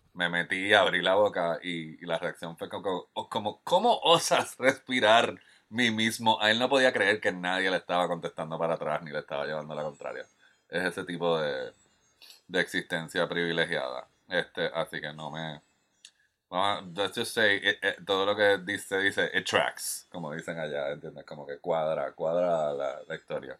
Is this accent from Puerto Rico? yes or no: yes; Puerto Rico; yo como puertorriqueño que ama el cine